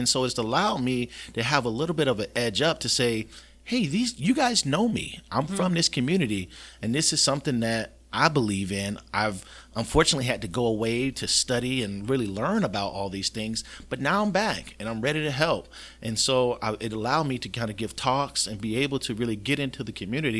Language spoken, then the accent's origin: English; Florida, United States; Yeah, so this is my community. The people who I treat are people I grew up with, people I went to school